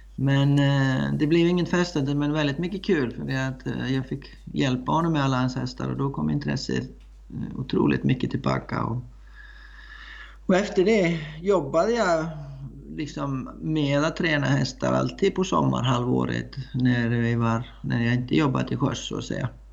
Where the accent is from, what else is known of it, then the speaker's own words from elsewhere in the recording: Iceland; Swedish is a second language; moved away as an adult; now in Sweden; jag kommer från Island, eh, från en eh, man kan säga hästfamilj, men växte upp med väldigt, ja, göra väldigt många olika saker som man som man brukade göra på Island